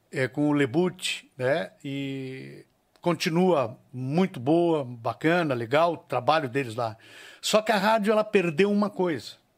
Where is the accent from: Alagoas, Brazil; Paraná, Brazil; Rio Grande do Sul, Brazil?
Rio Grande do Sul, Brazil; Alegrete; eu sou do Alegrete